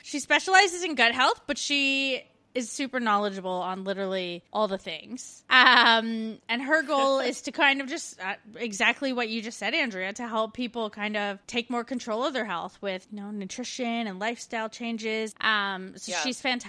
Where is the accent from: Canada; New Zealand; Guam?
Canada; moved away; We're two Canadian expats now living in Australia and the UK